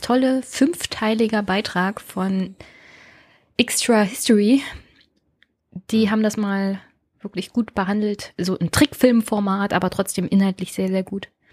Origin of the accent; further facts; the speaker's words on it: Jüterbog, Brandenburg, Germany; nicht weit entfernt von meinem Heimatort Jüterbock